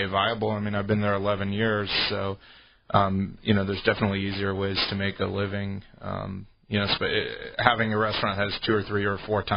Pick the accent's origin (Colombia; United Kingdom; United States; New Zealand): United States; Bay Area, California; I grew up in the Bay Area